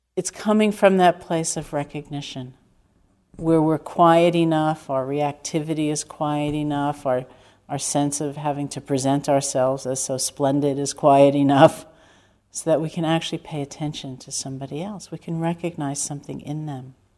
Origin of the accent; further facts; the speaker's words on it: New York City, New York, United States; me growing up in Manhattan